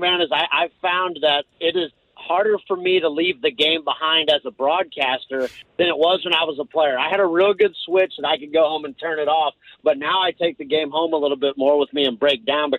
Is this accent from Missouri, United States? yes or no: yes; Missouri, United States; I grew up in Missouri